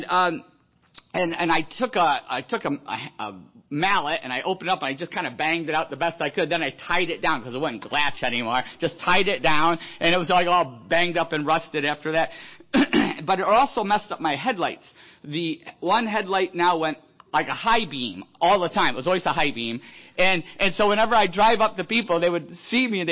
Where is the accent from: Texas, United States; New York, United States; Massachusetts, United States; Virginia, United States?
New York, United States; Buffalo; moved away; I grew up in Buffalo, you know, Niagara Falls